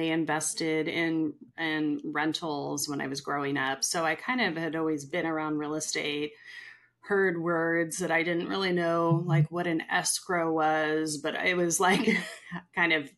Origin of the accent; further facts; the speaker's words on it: Bay Area, California, United States; moved away as an adult; now in Sacramento area, United States; Born and raised in the Bay Area, loved the Bay Area